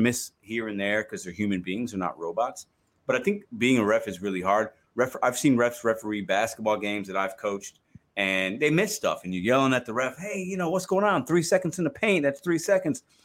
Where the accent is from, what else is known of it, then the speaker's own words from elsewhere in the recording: Chicago, Illinois, United States; now in Saint Louis, United States; I live in Saint Louis, but I'm a Cubs fan 'cause I was born and raised in Chicago.